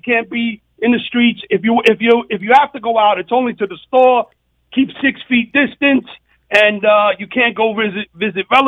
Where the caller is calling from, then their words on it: Florida, United States; I'm calling from Florida